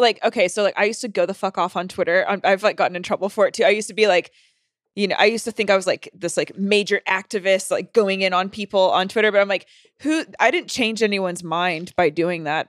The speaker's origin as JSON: {"language": "English", "region": "North Carolina", "country": "United States", "tie": "born or raised there", "moved": "yes", "said": "I'm from North Carolina"}